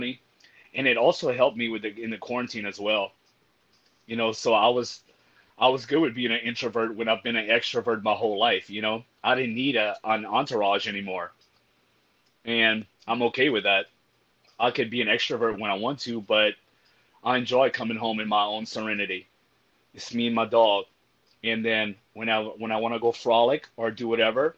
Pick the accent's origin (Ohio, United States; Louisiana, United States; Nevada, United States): Louisiana, United States; Cajun; also born or lived in Austin, Texas; I'm a Cajun boy.